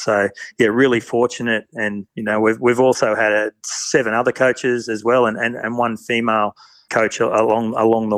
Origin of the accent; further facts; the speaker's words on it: Erina, New South Wales, Australia; moved away as an adult; also born or lived in Bathurst / Orange / Canberra; I grew up on the Central Coast and played a lot of soccer, actually, and ended up out west in Bathurst